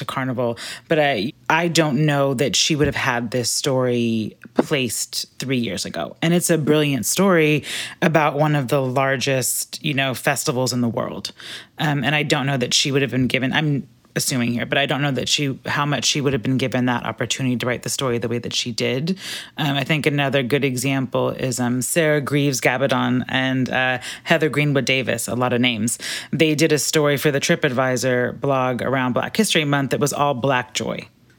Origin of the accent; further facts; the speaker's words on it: Berlin, Germany; I grew up in Berlin. You can get to Dakar faster than you can get back from Berlin.